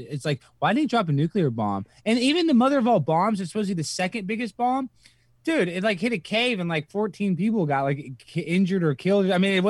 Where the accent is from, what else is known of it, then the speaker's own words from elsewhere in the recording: Dallas, Texas, United States; I'm from Dallas, Texas. I'm proud of that. I mumble talk a little bit.